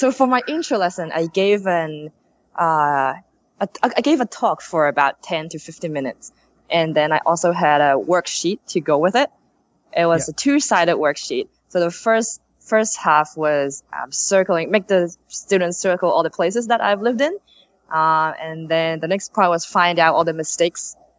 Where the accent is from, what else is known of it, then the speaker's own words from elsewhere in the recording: Sydney, New South Wales, Australia; moved away as an adult; now in Japan; from Sydney.